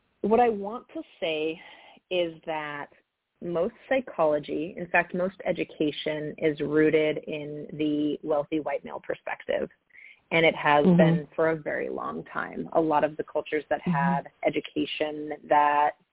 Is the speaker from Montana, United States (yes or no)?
yes; Montana, United States; now in California, United States; I grew up in Montana in an incredibly poor community. I grew up in a trailer park in Montana